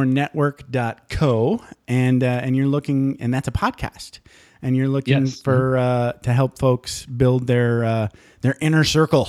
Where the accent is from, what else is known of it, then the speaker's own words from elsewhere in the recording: Upper Michigan, United States; moved away; I grew up in Upper Michigan, so I know cold too